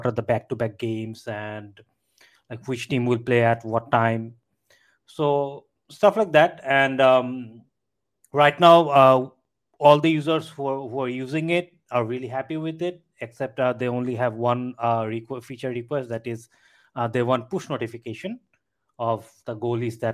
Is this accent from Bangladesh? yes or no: yes; Bangladesh; I'm from Bangladesh.